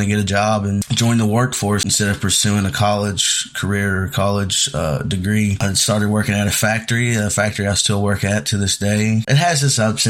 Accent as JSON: {"language": "English", "town": "Horse Branch", "region": "Kentucky", "country": "United States", "tie": "born or raised there", "moved": "yes", "said": "I grew up kind of in the same situation that JD grew up in, a small town of, you know, small community, Horse Branch, Kentucky"}